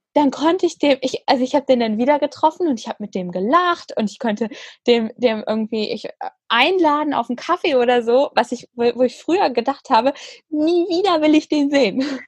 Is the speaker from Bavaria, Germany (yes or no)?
no; Frankfurt, Hesse, Germany; meiner Geburtsstadt Frankfurt